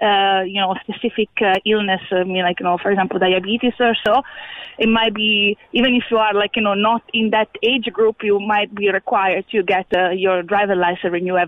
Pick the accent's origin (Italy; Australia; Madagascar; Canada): Italy; now in Ireland; I come from Italy